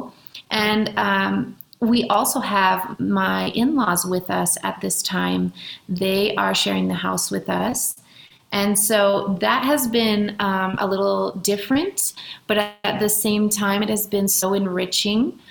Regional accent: Washington, United States; now in Mexico; I'm from Washington State

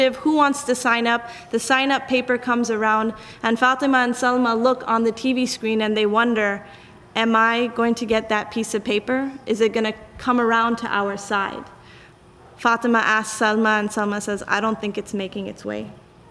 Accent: South Africa; now in United States; the country in which I grew up in South Africa

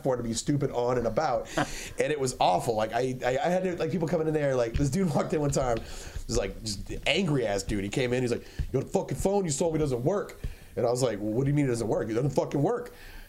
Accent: Killeen, Texas, United States; I'm from Killeen

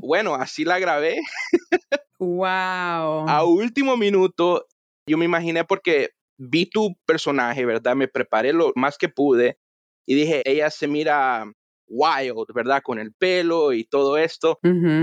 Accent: Miami, Florida, United States; also born or lived in Honduras / Baja California, Mexico / Los Angeles, California; yo también nací en Honduras, pero mi mamá me trajo a, a Miami cuando yo tenía como cuatro años

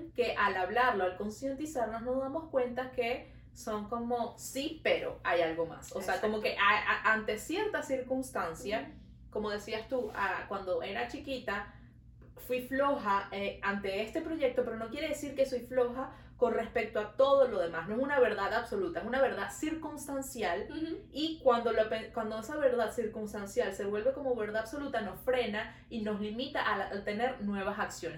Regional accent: Venezuela; now in Montreal, Canada

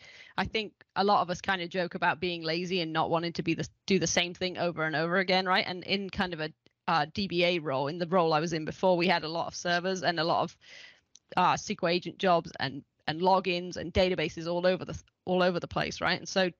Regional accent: England, United Kingdom; accent: mid-Atlantic; also born or lived in Ohio; because I lived in Ohio for 15 years, and now I've got just a unique middle of the Atlantic accent. But I am English, and back living in England now.

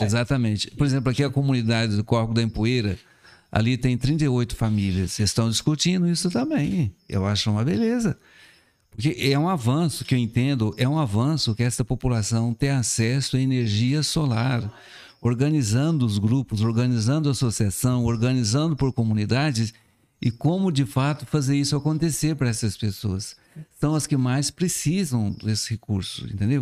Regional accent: Cabo Verde, Minas Gerais, Brazil; now in Salinas, Brazil; eu fui criado na zona rural, em Cabo uhum. Verde

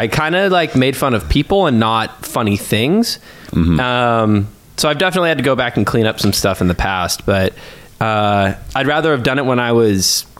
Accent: Fresno, California, United States; I got into real estate just about 5 years ago. I'm from Fresno originally. As pretty much as long as I can remember, I've lived here.

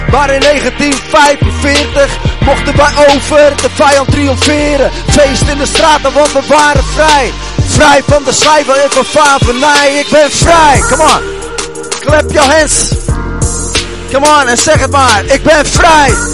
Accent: Heerlen, Limburg, Netherlands; ik kom uit Heerlen. Eh, dus ik ben eh, voorganger van Park City Church in Heerlen.

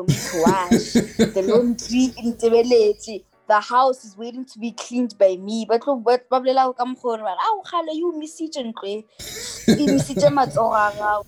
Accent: Polokwane, Limpopo, South Africa; moved away; My hometown, I love it because I come there. I come from there, you know. Yeah. It raised me

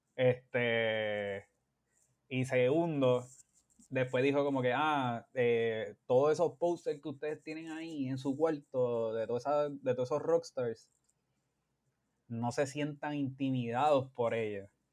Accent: Bayamón, Puerto Rico; moved away as an adult; also born or lived in San Juan, Puerto Rico / Carolina, Puerto Rico; now in United States; criado en las entrañas de la ciudad de Bayamón

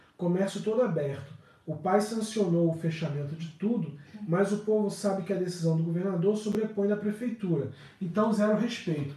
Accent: Rio de Janeiro, Brazil; eu sou do Rio há 46 anos

